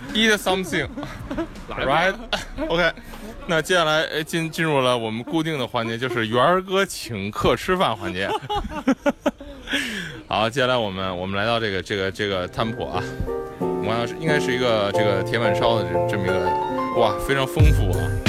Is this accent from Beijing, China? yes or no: yes; Beijing, China; 我作为一个北京人